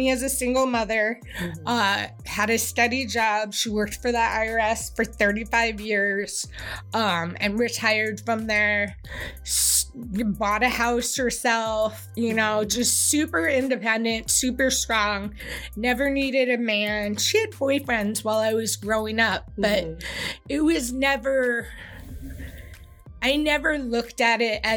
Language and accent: English; San Francisco, California, United States; born or raised there; also born or lived in Berkeley, California